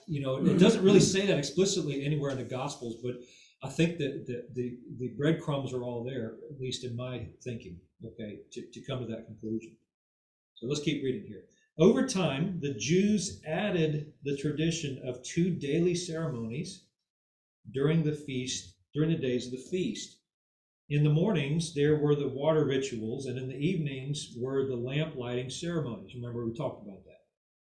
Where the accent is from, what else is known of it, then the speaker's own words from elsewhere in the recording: United States; When I was a boy, you know, you're growing up in America